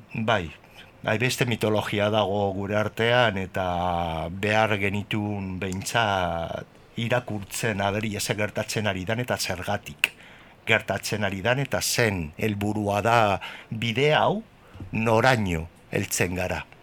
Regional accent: Bilbao, Basque Country, Spain; gure bizitza izan zan, beti otxarkoaga, otxarkoaga

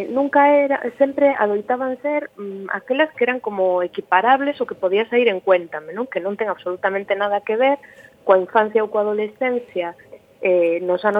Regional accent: Galicia, Spain; somos ás veces o que os demais agardan que non sexamos eh, sendo galegos, non?

